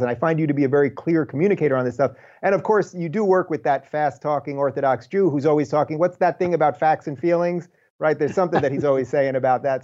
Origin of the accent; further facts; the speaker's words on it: United States; I am an American, that I was born in this country that is the freest place ever